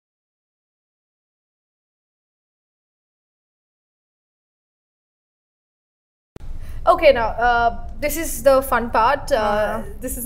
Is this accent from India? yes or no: yes; Kerala, India; moved away; I grew up in Kerala and not in Nagpur.